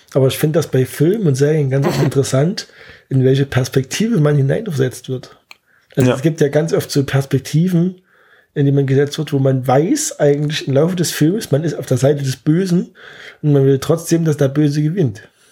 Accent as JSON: {"language": "German", "town": "Zwickau", "region": "Saxony", "country": "Germany", "moved": "yes", "lives_now": "Gera, Germany", "said": "ich komme eigentlich aus Sachsen, aus, aus Zwickau"}